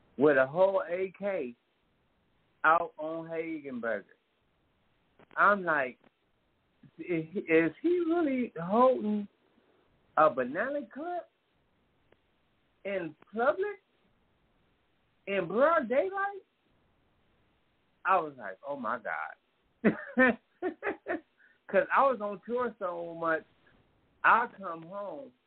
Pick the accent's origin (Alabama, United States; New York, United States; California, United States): California, United States; Oakland; being from East Oakland